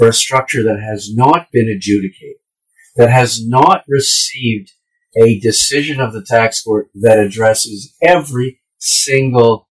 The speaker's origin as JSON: {"language": "English", "region": "the Maritimes", "country": "Canada", "tie": "born or raised there", "moved": "yes", "said": "I grew up in the Maritimes"}